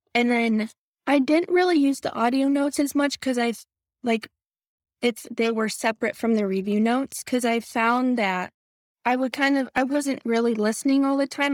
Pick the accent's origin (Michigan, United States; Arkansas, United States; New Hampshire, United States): Michigan, United States; moved away; I'm originally from Michigan